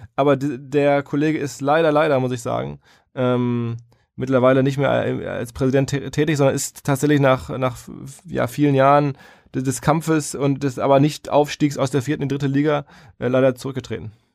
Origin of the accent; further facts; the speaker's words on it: Essen, North Rhine-Westphalia, Germany; now in Hamburg, Germany; ich bin da stolz auf meine Heimatstadt